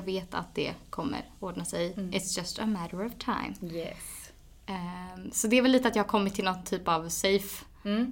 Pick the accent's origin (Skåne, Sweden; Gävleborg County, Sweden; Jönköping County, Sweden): Gävleborg County, Sweden; Edsbyn; moved away; hem till, till lilla Edsbyn